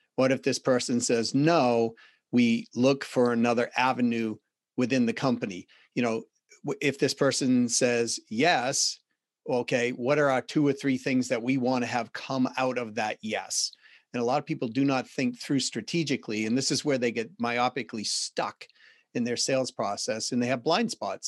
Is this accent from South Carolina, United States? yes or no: no; Boston, Massachusetts, United States; accent: Boston; my Boston accent